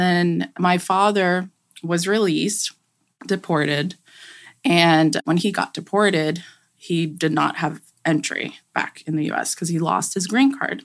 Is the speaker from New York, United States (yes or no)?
yes; New York City, New York, United States; growing up in New York, going to school there, we lived in an apartment.